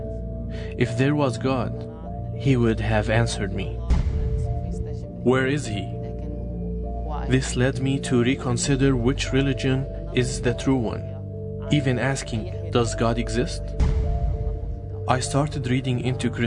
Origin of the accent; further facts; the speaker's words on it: Taiz, Taiz Governorate, Yemen; now in Lebanon; I was born in Taaz, Yemen. Now I live in Lebanon